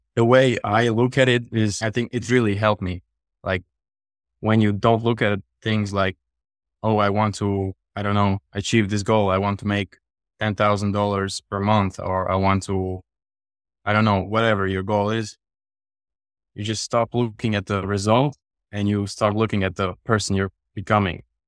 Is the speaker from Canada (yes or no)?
no; Latvia; I'm from Europe, from Latvia.